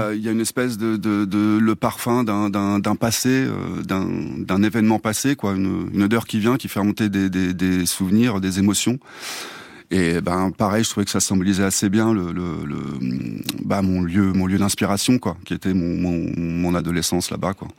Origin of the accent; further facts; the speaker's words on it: Clamecy, Bourgogne-Franche-Comté, France; moved away; je viens de, de Clamcy, une, une, petite ville euh, dans la Nièvre